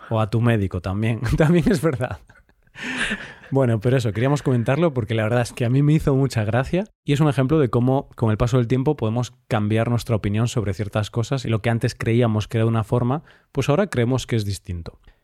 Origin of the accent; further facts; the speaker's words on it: Galicia, Spain; la zona de la que yo soy de España, de Galicia, que es en el norte